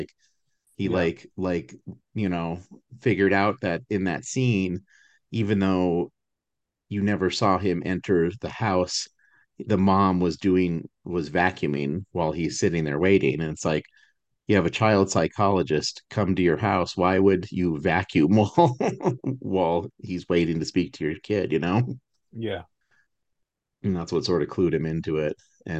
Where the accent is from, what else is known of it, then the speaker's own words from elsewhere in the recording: Albuquerque, New Mexico, United States; I grew up in Albuquerque, where both of them are filmed.